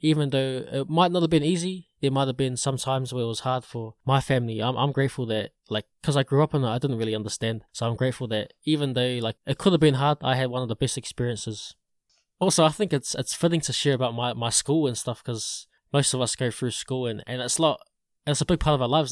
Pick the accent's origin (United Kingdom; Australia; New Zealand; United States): New Zealand; Porirua area, Wellington; I grew up in, in this place called Lyndon Inn Tower, which is right next to Porirua